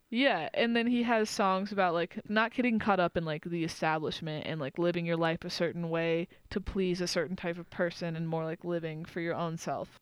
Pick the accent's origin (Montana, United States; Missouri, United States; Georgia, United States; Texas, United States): Texas, United States; Austin; moved away; I grew up in Austin